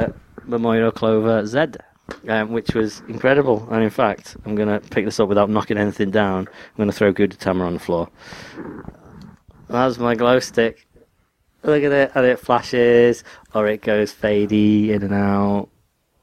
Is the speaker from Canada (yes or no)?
no; England, United Kingdom; I'm English.